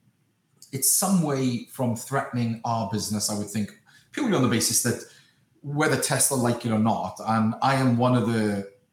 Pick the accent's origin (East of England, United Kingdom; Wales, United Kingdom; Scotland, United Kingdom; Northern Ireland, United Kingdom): Wales, United Kingdom; moved away; my hometown in Wales